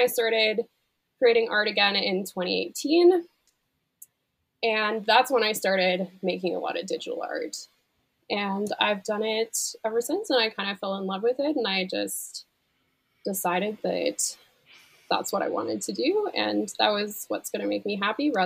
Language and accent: English; Canada; I'm a Canadian digital artist